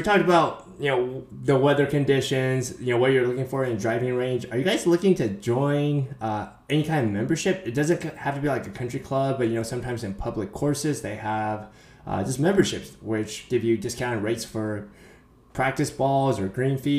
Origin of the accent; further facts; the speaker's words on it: Pleasanton, California, United States; moved away; I grew up in Pleasanton